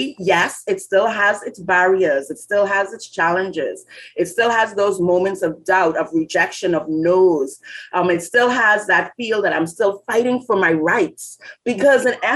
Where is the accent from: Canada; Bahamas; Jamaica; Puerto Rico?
Bahamas; growing up in the Bahamas